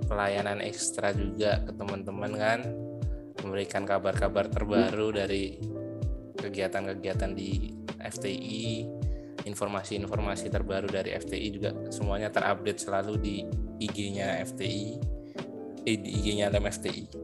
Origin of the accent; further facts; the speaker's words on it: Klaten, Central Java, Indonesia; SMA saya di luar Klaten kebetulan saya asli Klaten tapi SMA nya di luar Klaten